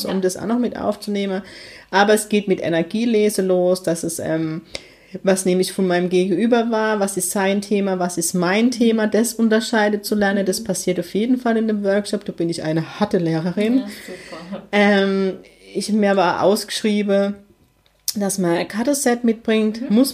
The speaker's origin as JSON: {"language": "German", "town": "Heidelberg", "region": "Baden-Württemberg", "country": "Germany", "tie": "born or raised there", "said": "ja, ich komme auch aus heidelberg ziegelhaus Also"}